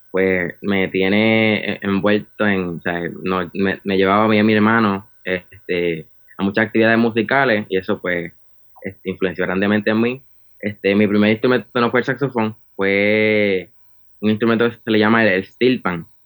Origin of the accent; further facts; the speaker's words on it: Arecibo, Puerto Rico; Claro. Eh … soy de Arecibo, Puerto Rico y tengo 21 años.